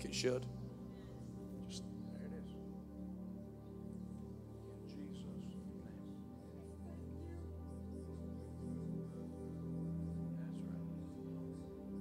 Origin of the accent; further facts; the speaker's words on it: United States; I'm an American. I don't hold a degree in sociology, but I did grow up here